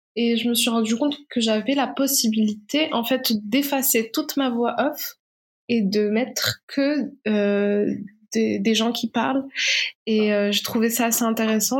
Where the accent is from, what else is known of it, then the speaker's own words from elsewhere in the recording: Morocco; moved away as an adult; réalisatrice marocaine. Donc, je je suis née, j'ai vécu au Maroc jusqu'à ma majorité